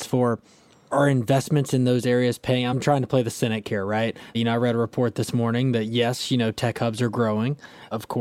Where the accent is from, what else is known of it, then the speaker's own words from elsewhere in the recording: Alabama, United States; now in Silicon Valley, United States; I grew up in Alabama, where when I go back home, in my small town of 60,000 people